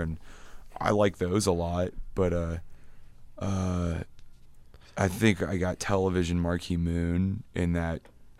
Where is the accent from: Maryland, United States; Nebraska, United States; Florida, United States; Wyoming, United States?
Nebraska, United States; Grand Island; So I grew up in Grand Island, Nebraska, and there wasn't a music store there.